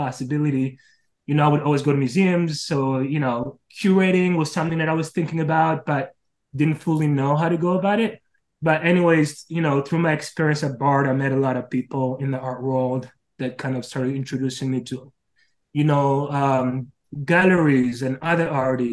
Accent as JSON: {"language": "English", "country": "Israel", "tie": "born or raised there", "also_born_or_lived": "Congo", "moved": "as an adult", "said": "I was born in the Congo, and then at age 9, my family and I had to flee a series of wars from the Congo. And we moved to Israel. The country offered us shelter, and I was pretty much raised there until I was 19."}